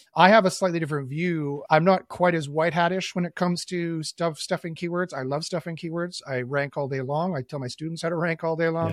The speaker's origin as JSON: {"language": "English", "town": "Winnipeg", "region": "Manitoba", "country": "Canada", "tie": "born or raised there", "also_born_or_lived": "Toronto", "said": "I was born and raised in Winnipeg"}